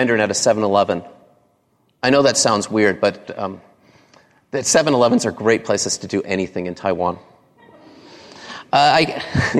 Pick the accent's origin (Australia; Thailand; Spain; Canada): Canada; I grew up in Canada